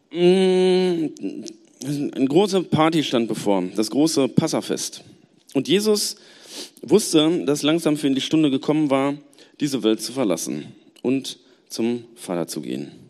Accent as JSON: {"language": "German", "town": "Gelsenkirchen", "region": "North Rhine-Westphalia", "country": "Germany", "said": "Ähm, ich komme aus Gelsenkirchen und ich muss sagen, im Bergischen Land ist es voll schön."}